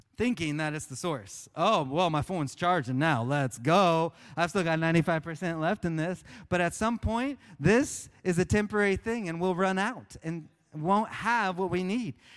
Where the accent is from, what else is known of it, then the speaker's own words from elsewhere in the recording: Oklahoma, United States; I grew up in Oklahoma